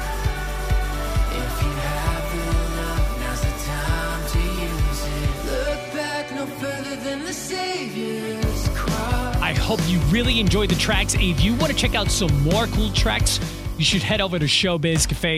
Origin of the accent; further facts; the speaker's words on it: San Juan, Puerto Rico; now in Miami, United States; I'm from San Juan, Puerto Rico